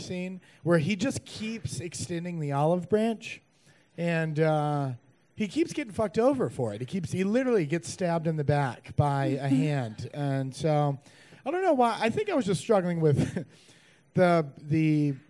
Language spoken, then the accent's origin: English; North Carolina, United States; now in New York, United States; I'm originally from North Carolina, though, so I don't know if that qualifies me more or less, but just a North Carolina boy